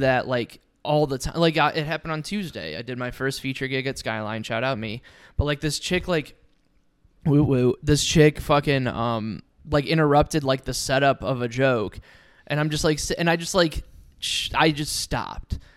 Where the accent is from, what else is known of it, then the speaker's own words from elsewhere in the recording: Ohio, United States; I grew up in Ohio.